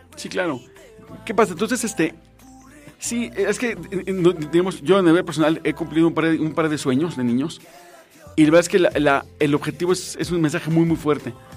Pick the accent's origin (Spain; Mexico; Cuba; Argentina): Mexico; somos mexicanos y lo afortunados que somos de ser mexicanos